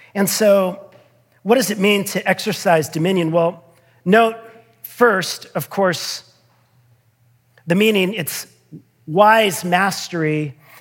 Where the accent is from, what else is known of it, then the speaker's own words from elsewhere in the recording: United States; I'm trained and habituated as an American